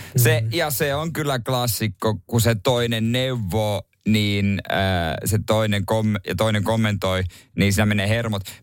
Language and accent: Finnish; Seinäjoki, South Ostrobothnia, Finland; mun kotikaupungissa Seinäjällä